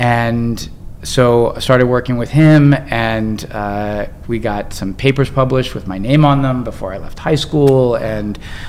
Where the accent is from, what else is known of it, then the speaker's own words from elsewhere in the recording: Bowie, Maryland, United States; Maryland, outside of DC.